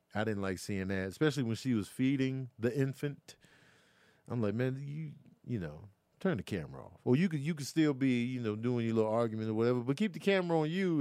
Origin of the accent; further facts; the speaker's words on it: Chicago, Illinois, United States; now in Los Angeles, United States; growing up in Chicago